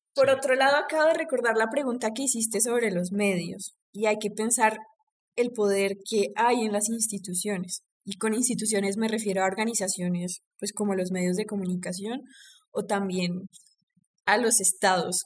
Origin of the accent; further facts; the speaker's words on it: Pereira, Risaralda, Colombia; accent: paisa; yo soy paisa, yo también soy pereirana